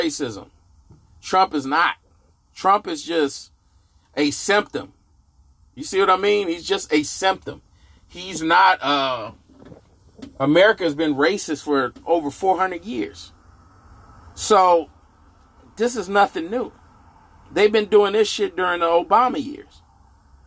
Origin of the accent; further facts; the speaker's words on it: Inglewood, California, United States; I grew up in Inglewood, California